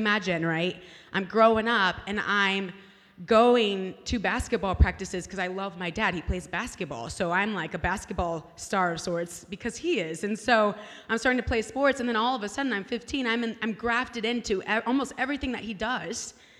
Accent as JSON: {"language": "English", "region": "California", "country": "United States", "lives_now": "Kansas City, United States", "said": "trying to make it in California. I'm a Californian, by the way."}